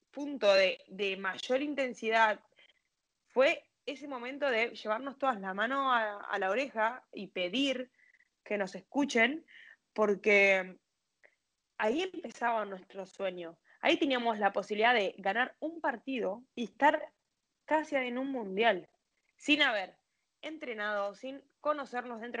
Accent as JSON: {"language": "Spanish", "country": "Argentina", "said": "Como somos argentinos, pensábamos eso también hay que acordarse de que físicamente no estábamos bien"}